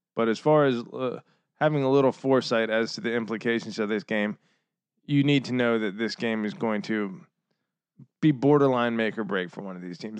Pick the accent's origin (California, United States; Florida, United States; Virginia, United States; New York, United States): Virginia, United States; Northern; I'm from Northern Virginia. I'm a fucking, you know, uh, city boy, city slicker. to all, to all my fellow Virginians